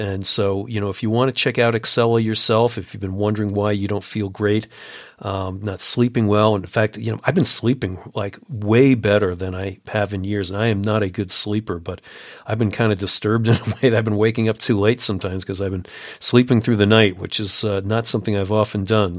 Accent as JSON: {"language": "English", "country": "United States", "also_born_or_lived": "Colorado", "said": "as an American"}